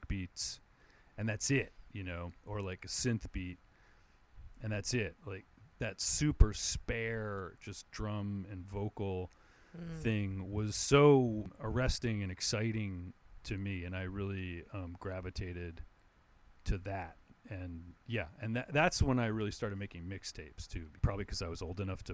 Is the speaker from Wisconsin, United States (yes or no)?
no; New Jersey, United States; I grew up right outside in New Jersey, like right outside of New York City